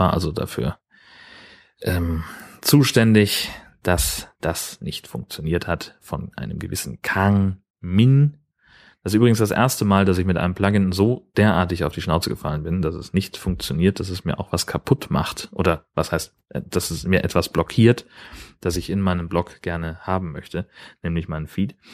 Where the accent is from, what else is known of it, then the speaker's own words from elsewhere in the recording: Schleswig-Holstein, Germany; Gemeinsamkeiten und Unterschiede zwischen Dithmarschen, wo ich herkomme, und dem Allgäu, wo sie herkommt, zu sprechen.